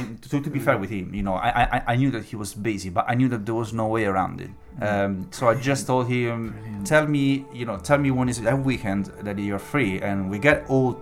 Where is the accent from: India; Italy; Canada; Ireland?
Italy; moved away as an adult; now in United Kingdom; for me, being Italian is much more about the drama and the setup